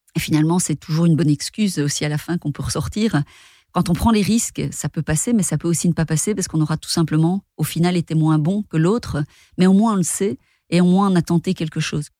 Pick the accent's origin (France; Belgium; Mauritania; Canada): Belgium; Rochefort, Wallonia; je viens de Rochefort c'est une petite ville euh, dans le sud de la Belgique